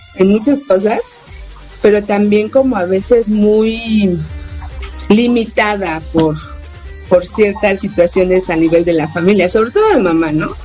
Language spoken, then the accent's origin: Spanish; Mexico City, Mexico; yo nací en la Ciudad de México